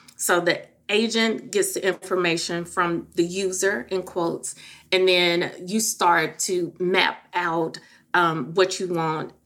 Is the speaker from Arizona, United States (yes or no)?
no; Memphis, Tennessee, United States; moved away; I am originally from Memphis